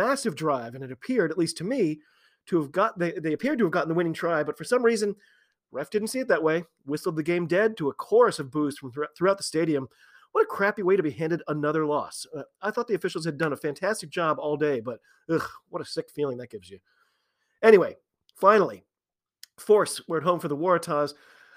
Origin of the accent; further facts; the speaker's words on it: United States; also born or lived in Boston; As an American fan, in particular, a fan living in Boston